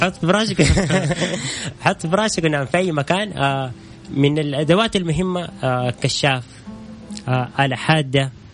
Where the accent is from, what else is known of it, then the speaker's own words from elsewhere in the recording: Saudi Arabia; كاول سعودي